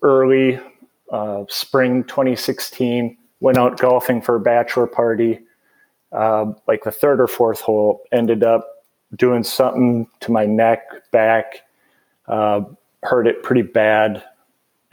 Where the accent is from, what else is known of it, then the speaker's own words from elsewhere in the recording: Bloomington, Minnesota, United States; moved away as an adult; also born or lived in St. Cloud, Minnesota; now in Asheville, United States; I grew up in Bloomington, Minnesota, which is just kind of in the suburbs of the Minneapolis-St. Paul area